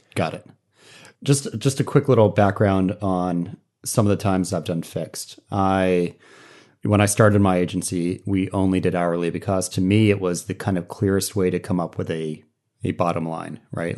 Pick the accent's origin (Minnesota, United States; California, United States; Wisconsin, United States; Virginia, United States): Virginia, United States; Norfolk; Norfolk, Virginia. which is my hometown.